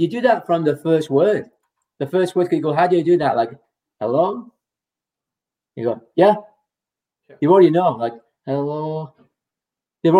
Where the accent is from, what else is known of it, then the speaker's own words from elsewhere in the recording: England, United Kingdom; moved away; I'm from England, you know, so I say garage. I say tomato